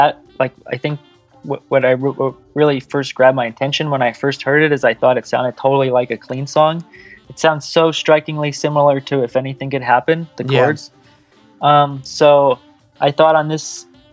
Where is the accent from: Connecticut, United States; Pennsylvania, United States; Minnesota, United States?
Connecticut, United States; moved away as an adult; also born or lived in San Diego; I grew up in Connecticut